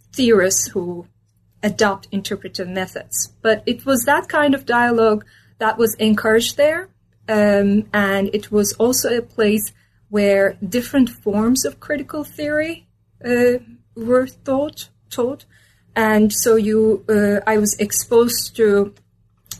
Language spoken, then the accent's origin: English; Istanbul, Turkey; moved away as an adult; also born or lived in Minnesota, United States; I was born and raised in Istanbul, Turkey